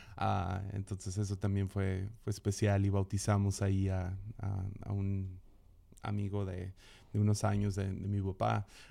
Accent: Mazatlán, Sinaloa, Mexico; crecí en Mazatlán

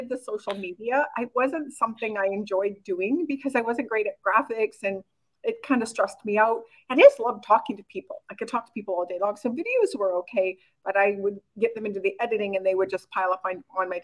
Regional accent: Oxbow, Saskatchewan, Canada; moved away as an adult; also born or lived in South Korea; I was born and raised in a really small town called Oxbow, Saskatchewan, Canada, with like 1,200 people.

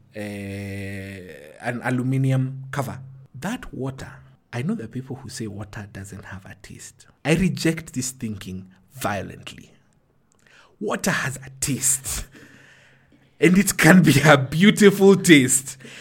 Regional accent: Ruai, Nairobi, Kenya; grew up in Ruai. Ruai at that point in time was outside of Nairobi

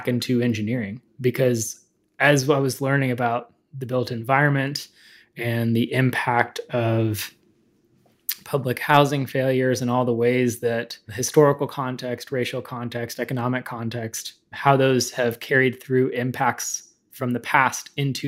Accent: Dallas, Texas, United States; also born or lived in Houston, Texas; my background is I am originally from Dallas. I was born in Houston, but got out of there as quickly as possible

